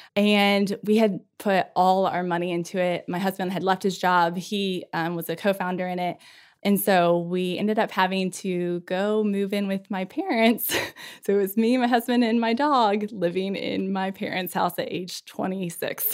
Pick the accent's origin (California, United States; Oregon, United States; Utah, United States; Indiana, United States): Indiana, United States; moved away as an adult; also born or lived in Memphis, Tennessee / Scranton, Pennsylvania; I grew up in Indiana. Like any good Hoosier does